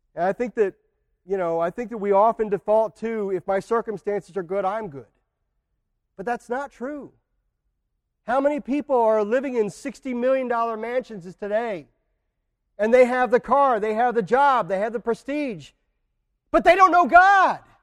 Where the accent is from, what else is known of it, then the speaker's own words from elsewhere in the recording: United States; we as American Christians